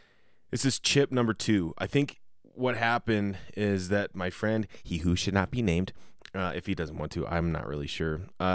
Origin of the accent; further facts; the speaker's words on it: Colorado, United States; I grew up in Colorado. I never went to any Broncos games.